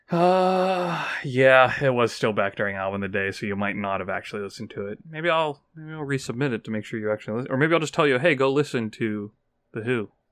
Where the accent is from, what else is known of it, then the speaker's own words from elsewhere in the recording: United States; I'm an American